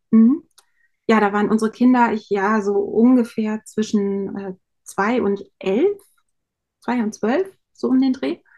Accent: Lower Saxony, Germany; ich komme aus Niedersachsen, auch aus dem, vom Dorf. Wir haben sehr ländlich gewohnt.

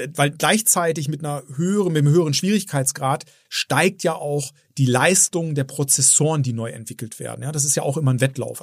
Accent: Bielefeld, North Rhine-Westphalia, Germany; also born or lived in Herford; ich bin in Bielefeld geboren. Insofern ja, bin ich schon waschechter Ostwestfale

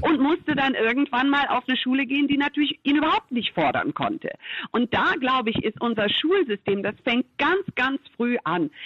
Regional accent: United States; now in Germany; was mache ich als Amerikanerin eigentlich hier in Deutschland

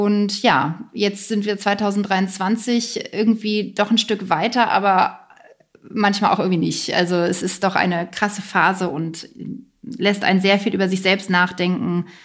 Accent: Hamburg area, Germany; now in near Berlin, Germany; Bin allerdings nicht gebürtige Berlinerin, sondern komme eigentlich aus der Nähe von Hamburg. Da bin ich auch gerade bei meinen Eltern in einer Vereinbarkeitsstation

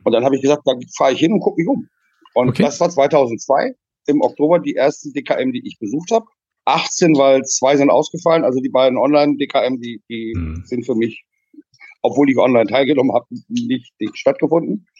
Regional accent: Friesland, near Jever, Lower Saxony, Germany; now in Netherlands; ich bin in Friesland geboren

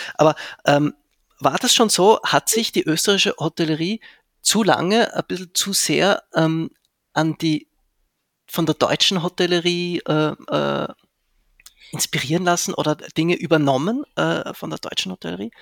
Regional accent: Zurich, Switzerland; also born or lived in Vienna, Austria; now in Graz, Austria; ich bin ja ursprünglich aus, also ich bin in Zürich aufgewachsen

